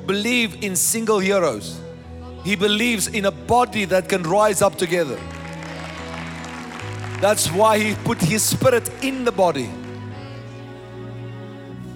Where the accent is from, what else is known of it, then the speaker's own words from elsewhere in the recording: South Africa; I am a South African